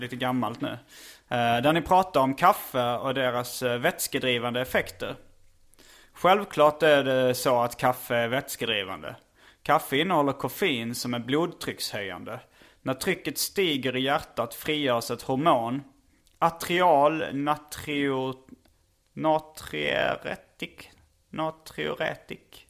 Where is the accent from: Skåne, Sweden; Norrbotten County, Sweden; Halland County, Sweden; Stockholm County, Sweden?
Skåne, Sweden; Lund; accent: skånska; moved away; jag är uppvuxen i Lund, bland annat